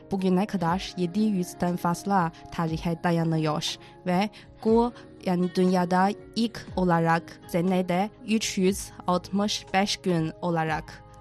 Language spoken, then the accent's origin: Turkish; Tianjin, China; Turkish is a second language; Mesela ben Tianjinliyim